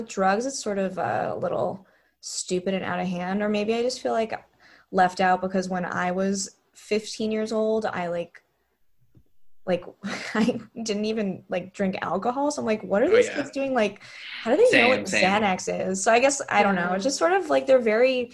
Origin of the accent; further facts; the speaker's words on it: Westchester, New York, United States; I grew up in Westchester